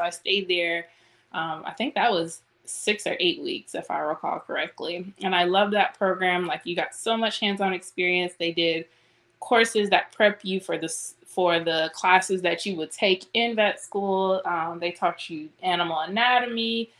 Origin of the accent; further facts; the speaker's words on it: Southfield, Michigan, United States; moved away as an adult; also born or lived in Detroit, Michigan / Illinois; now in Bryan, Texas, United States; I was born in Detroit, Michigan, and then when I was, I guess, in elementary school, I moved to the suburbs, Southfield, which is kind of like right outside of the city.